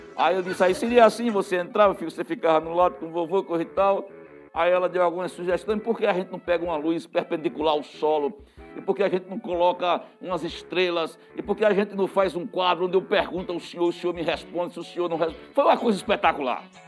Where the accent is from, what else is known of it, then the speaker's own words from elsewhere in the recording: Serra Talhada, Pernambuco, Brazil; Serra Talhada é sem dúvidas a nossa aldeia, a terra que amamos, a terra pátria